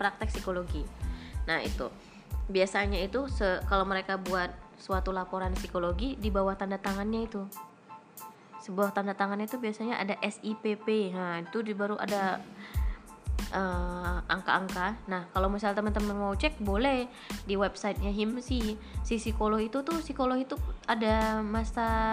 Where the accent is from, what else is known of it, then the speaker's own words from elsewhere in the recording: Medan, North Sumatra, Indonesia; moved away as an adult; now in Aceh, Indonesia; jauh dari orang tua, jauh dari kota Medan